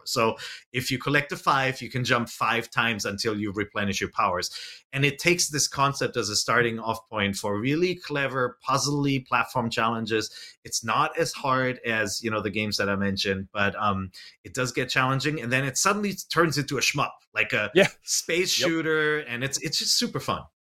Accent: United States; I'm an American

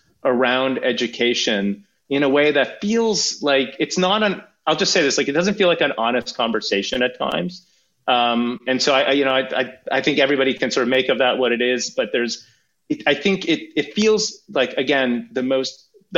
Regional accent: Sweden; now in Canada; I grew up in Sweden, I'm a Swedish and Canadian citizen

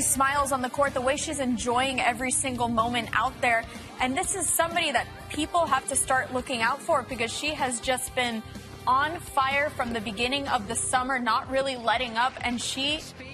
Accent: Puerto Rico; my home country

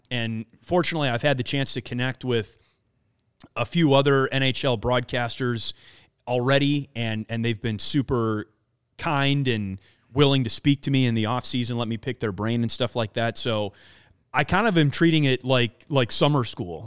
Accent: Wisconsin, United States; I grew up in Wisconsin, grew up a uh, a big Milwaukee Brewers fan

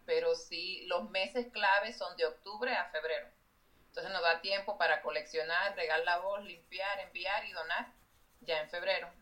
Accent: Dominican Republic; moved away as an adult; now in United States; yo crecí en la República Dominicana y cuando ya fui, me vi de adulta aquí

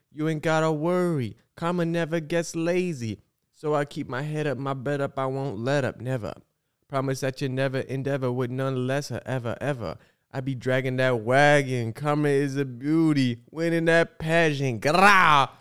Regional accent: Illinois, United States; I'm from Illinois

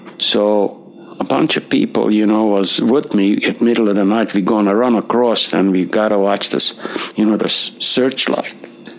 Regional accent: Hungary; English is a second language; moved away as an adult; now in United States

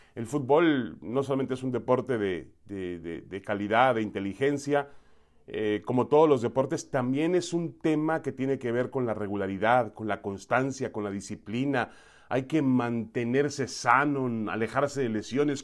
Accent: Mexico; tiene tanto derecho como cualquier otro mexicano, como yo

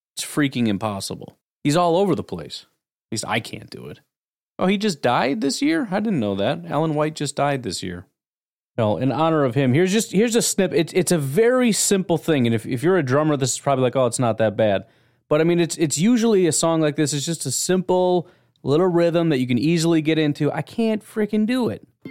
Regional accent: Illinois, United States; I grew up in Illinois.

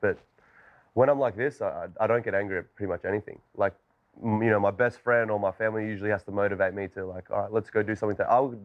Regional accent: Australia; I grew up in Australia

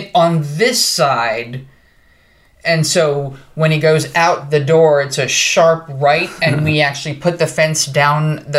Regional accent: New Jersey, United States; I'm from New Jersey

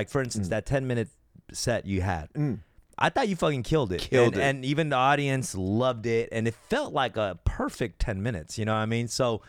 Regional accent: Los Angeles, California, United States; Like in my neighborhood at the Wiltern. I sell out the Wiltern in my hometown.

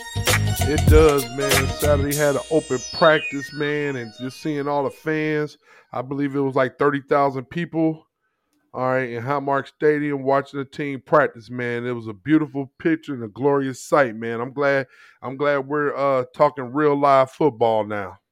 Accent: St. Louis, Missouri, United States; moved away; where we live is much different than where I grew up in Saint Louis.

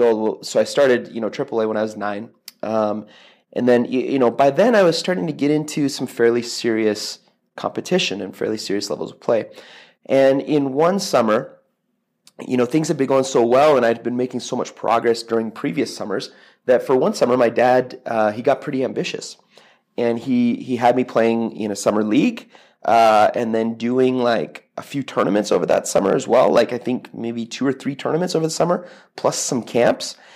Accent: Toronto, Ontario, Canada; I grew up in Toronto

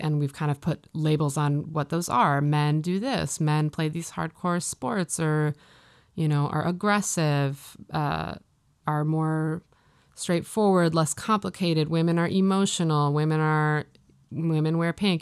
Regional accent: Midwest, United States; moved away as an adult; also born or lived in Maine; now in Los Angeles, United States; I grew up in the Midwest

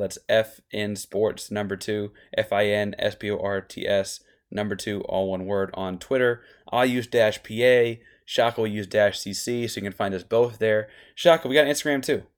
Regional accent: Austin, Texas, United States; I grew up in Austin.

